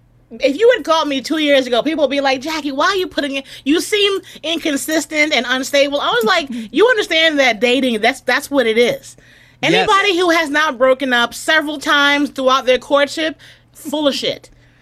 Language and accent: English; New York City, New York, United States; I'm in the home that I grew up in the Bronx.